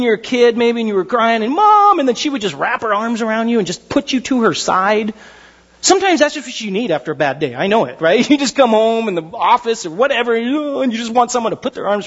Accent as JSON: {"language": "English", "town": "Pasadena", "region": "California", "country": "United States", "tie": "born or raised there", "said": "I was born in Huntington Hospital. It was pretty nice. Pasadena."}